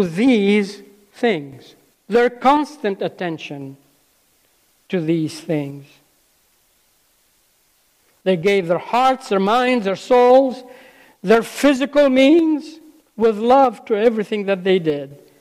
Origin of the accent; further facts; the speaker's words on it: Lebanon; moved away; I grew up in Lebanon, some of you may know, and left school when I was 12